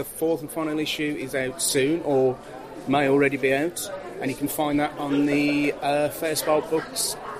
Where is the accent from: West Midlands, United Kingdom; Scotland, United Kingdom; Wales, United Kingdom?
West Midlands, United Kingdom; West Bromwich; I was never a teenager in New York. I grew up in West Bromwich. And this is where it's set.